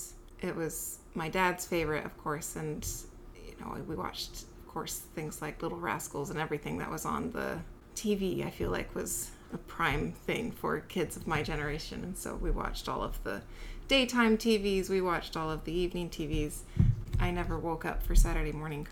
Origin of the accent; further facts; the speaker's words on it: California, United States; also born or lived in Salt Lake City, Utah / Kansas / Oakland, California; I was born in Salt Lake City and cruelly ripped from my grandmother's arms when they moved to California for better work.